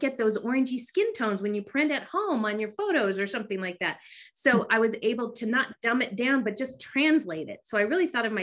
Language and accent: English; Bay Area, California, United States; I grew up in California in the Bay Area.